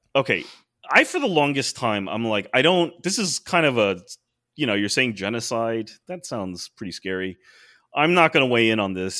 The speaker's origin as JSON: {"language": "English", "country": "United States"}